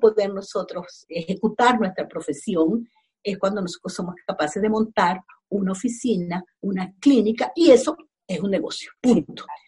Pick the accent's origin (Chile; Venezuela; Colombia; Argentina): Venezuela; first language Spanish; moved away as an adult; now in Los Angeles, United States; yo soy venezolana, tengo ocho años viviendo aquí en Los Ángeles